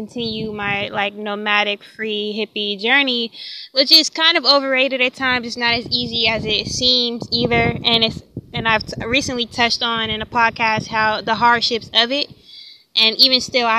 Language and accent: English; Tampa, Florida, United States; moved away as an adult; also born or lived in California; I'm from Florida, I'm from Tampa, Florida